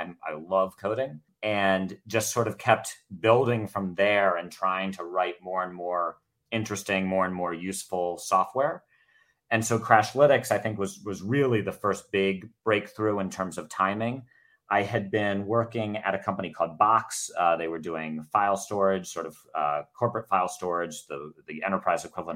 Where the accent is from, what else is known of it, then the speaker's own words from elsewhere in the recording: Baltimore, Maryland, United States; I grew up in Baltimore, Maryland